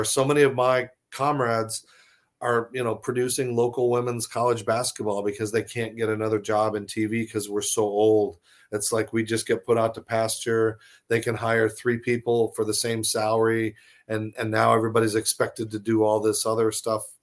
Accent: Arizona, United States; moved away; my home state of Arizona

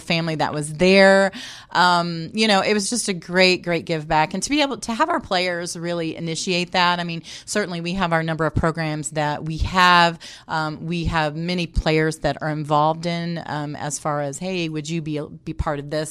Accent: Indianapolis, Indiana, United States; I was able to come back here, back home. Um, I am from Indianapolis

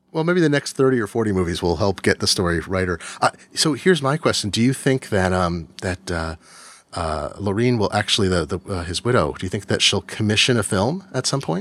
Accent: Eugene, Oregon, United States; I grew up in Eugene, Oregon

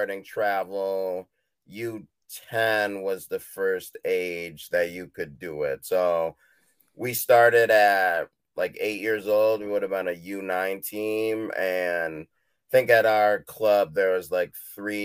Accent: Midland, Michigan, United States; also born or lived in Haiti; was adopted by a family here in Midland, Michigan, and then I've grown up here my whole life

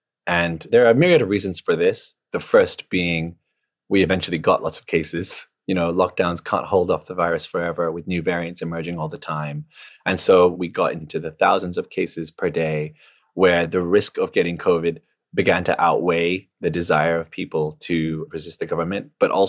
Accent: Hong Kong; moved away as an adult; now in London, United Kingdom; I'm a science journalist, and I've studied vaccine hesitancy and miscommunication. I come from Hong Kong, and I'm currently studying at Imperial College London.

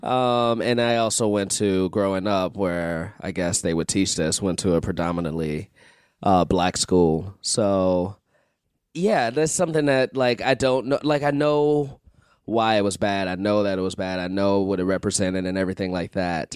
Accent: Chicago, Illinois, United States; I'm from Chicago

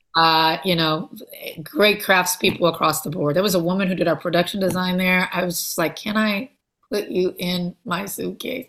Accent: Compton, California, United States; I am from Los Angeles, I'm from Compton

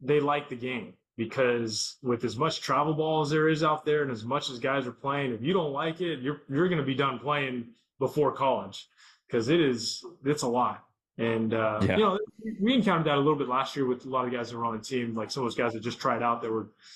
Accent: Southern California, United States; Growing up in SoCal

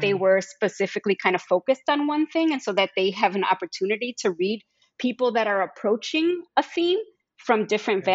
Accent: Chicago, Illinois, United States; I'm actually born and raised in Chicago

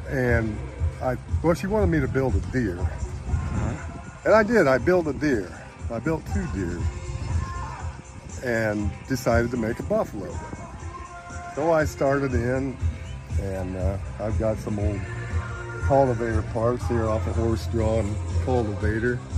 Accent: Keota, Iowa, United States; I'm from Keota

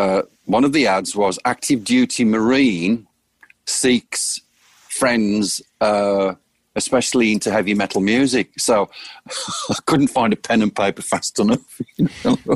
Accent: United Kingdom; moved away as an adult; now in Phoenix, United States; I'm a British guy. I don't have my American citizenship yet. And I always view myself as a guest in this beautiful country

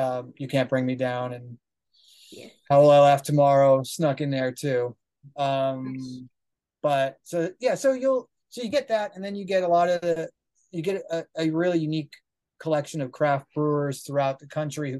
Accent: Wilkes-Barre, Pennsylvania, United States; I grew up in Northeast Pennsylvania in a town called Wilkes-Barre

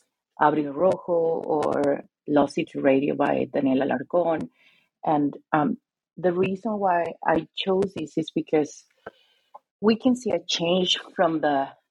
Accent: Lima, Peru; Yeah, well, I'm Peruvian, and I'm from Lima, but my family is, my grandfamily, my mother's family comes from the north of Peru

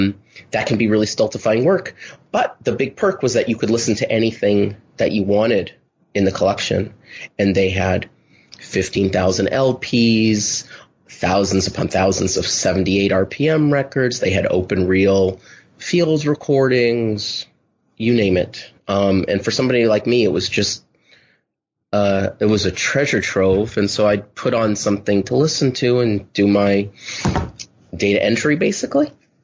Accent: Los Angeles, California, United States; I grew up in Los Angeles, and I remember listening to … records

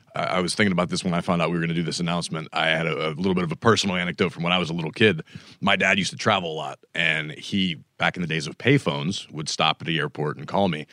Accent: Pittsburgh, Pennsylvania, United States; I was definitely growing up in Pittsburgh at the time

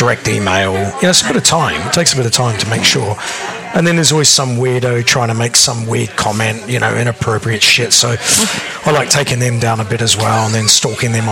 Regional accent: New Zealand; now in United Kingdom; I'm a Kiwi again.

